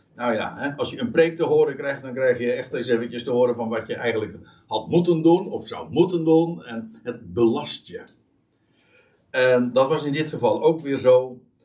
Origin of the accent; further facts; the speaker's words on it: Netherlands; wij als Nederlanders